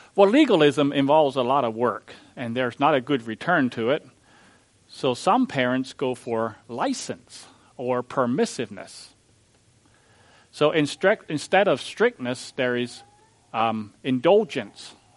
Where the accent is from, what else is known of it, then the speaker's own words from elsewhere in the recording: Missouri, United States; I'm from Missouri, the show me state.